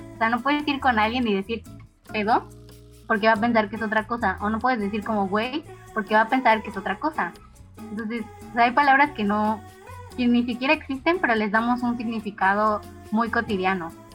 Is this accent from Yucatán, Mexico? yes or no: yes; Mérida, Yucatán, Mexico; no soy de México, soy de Mérida, Yucatán